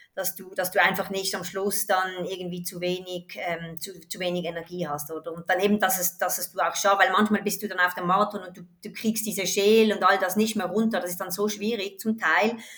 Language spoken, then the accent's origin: German; Switzerland; ich komme aus der Schweiz